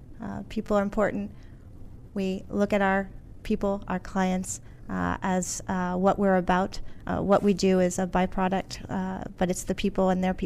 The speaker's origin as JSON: {"language": "English", "town": "Alexandria", "region": "Virginia", "country": "United States", "said": "Alexandria, Virginia."}